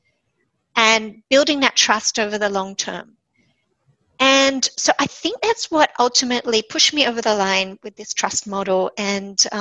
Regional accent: Sydney, New South Wales, Australia; moved away as an adult; also born or lived in Japan / New York / San Francisco / Israel; when I came home to Sydney, which is my hometown

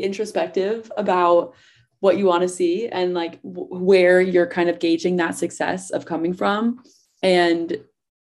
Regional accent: New Jersey, United States; I'm from New Jersey.

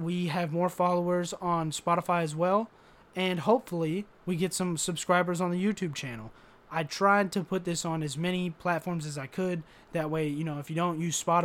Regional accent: United States; I'm an American

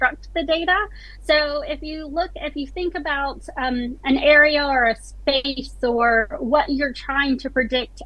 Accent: United States; accent: American; moved away as an adult; now in South Yorkshire, United Kingdom; my American family thinks I'm British now

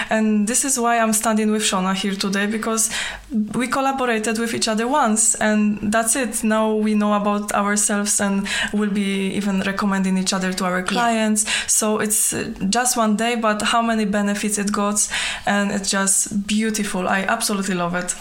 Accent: Poland; moved away as an adult; now in Falkirk, United Kingdom; although I was born in Poland, Scotland has been my home for 12 years now

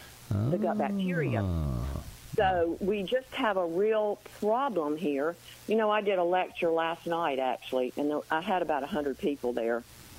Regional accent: the South, United States; I'm from the South, and that's what my mother said, stop eating that dirt.

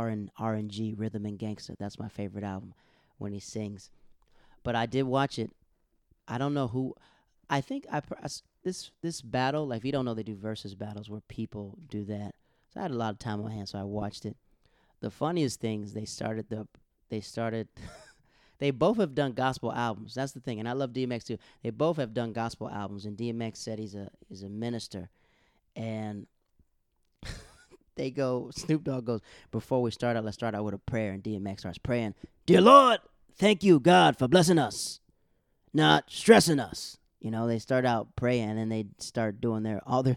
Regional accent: Florida, United States; I'm from Florida

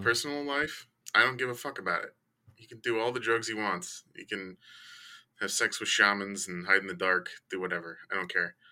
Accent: Chicago, Illinois, United States; I grew up in Chicago.

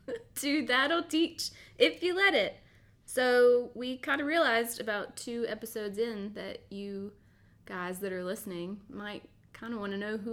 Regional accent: Blue Ridge, United States; I grew up in the Blue Ridge area. I think Blue Ridge, TR. Very small town.

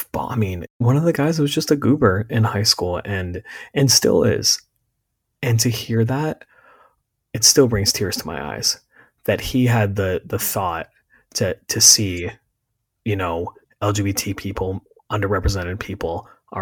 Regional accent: Berks County, Pennsylvania, United States; I grew up in Berks County, Pennsylvania

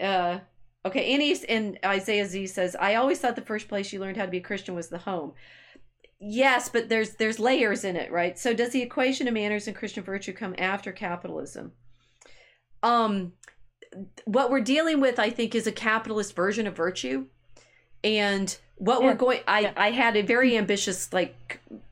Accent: the American South, United States; as a Southerner

